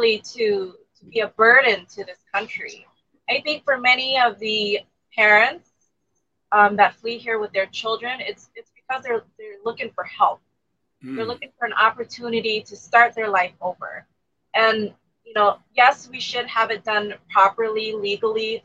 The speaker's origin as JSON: {"language": "English", "country": "United States", "tie": "born or raised there", "also_born_or_lived": "Thailand", "said": "I grew up here in the U.S. We moved here since I was four. But I was born in a refugee camp"}